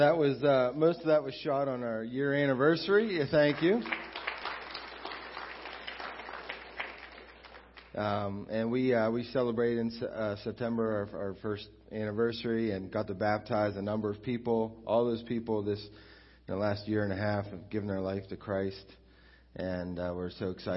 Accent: United States; moved away as an adult; also born or lived in Beaver Falls; now in Newcastle; I grew up here at Crossroads since I was like 7 years old when we moved from Beaver Falls down here

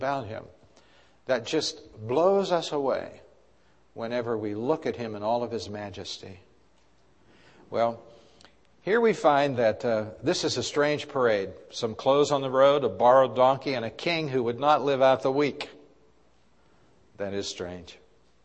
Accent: Pittsburgh, Pennsylvania, United States; my sister Judy and myself were growing up in Pittsburgh

